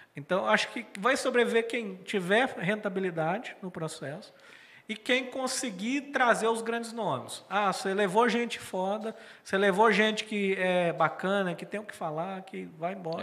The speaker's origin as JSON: {"language": "Portuguese", "town": "Morrinhos", "region": "Goiás", "country": "Brazil", "said": "A gente é lá de Morrinhos"}